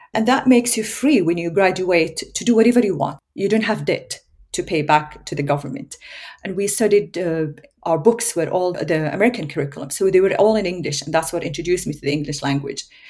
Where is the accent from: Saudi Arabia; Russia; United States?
Saudi Arabia; English is a second language; moved away as an adult; now in Australia; There were good parts, there were painful parts growing up in Saudi Arabia as a child